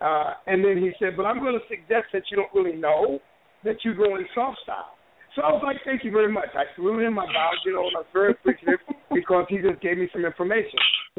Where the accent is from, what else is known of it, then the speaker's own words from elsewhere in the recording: West Texas, United States; I'm from West Texas.